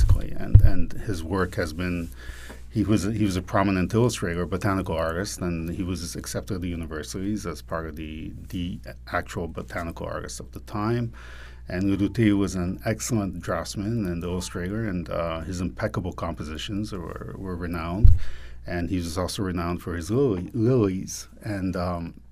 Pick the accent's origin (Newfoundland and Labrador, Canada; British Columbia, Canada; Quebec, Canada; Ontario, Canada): Quebec, Canada; moved away; also born or lived in New York; growing up in Quebec